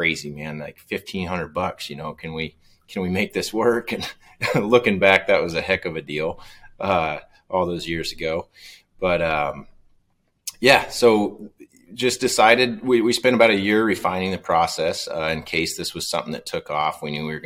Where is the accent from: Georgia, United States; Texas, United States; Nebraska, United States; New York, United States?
Nebraska, United States; O'Neill; I was back home in my hometown of O'Neill